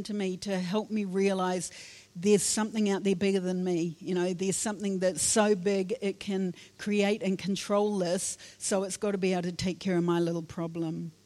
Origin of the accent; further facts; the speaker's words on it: Wairarapa, Wellington, New Zealand; I was born in the Wairarapa